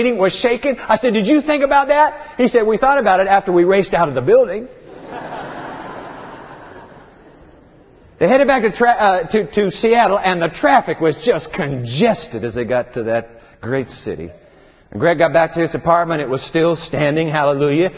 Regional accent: Tokyo, Japan; moved away; The town I was born in, my hometown, Tokyo, Japan

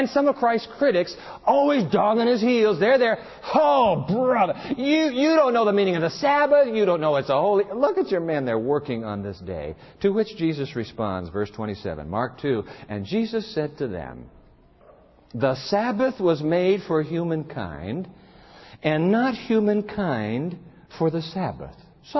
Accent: Japan; You know, I learned this actually from my dad. Growing up in Japan, every time Dad would go on a trip, he would promise us that when he got back, he would bring us an omiyage.

